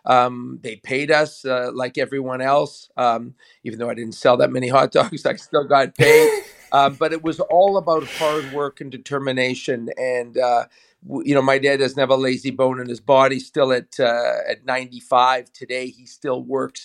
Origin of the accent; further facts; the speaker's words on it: Edmonton, Alberta, Canada; moved away as an adult; now in Toronto, Canada; I was born in Edmonton, Alberta, and quite far from here, distance-wise, but very close when it comes to the CFL and the culture of football and the history of football. And growing up there till the age of 17